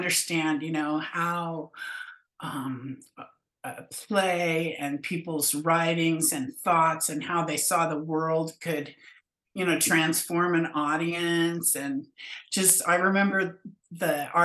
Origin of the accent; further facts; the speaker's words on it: Fresno, California, United States; moved away as an adult; also born or lived in San Francisco, United States / Eureka, California, United States; I grew up in Fresno